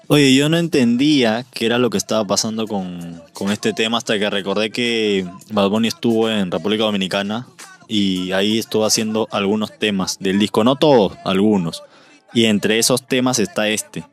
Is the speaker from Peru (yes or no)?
yes; Peru; Nosotros somos peruanos